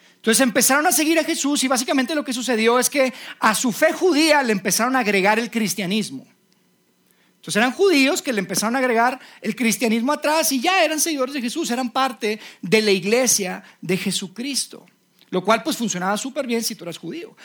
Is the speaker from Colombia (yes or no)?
no; Mexico; yo soy mexicano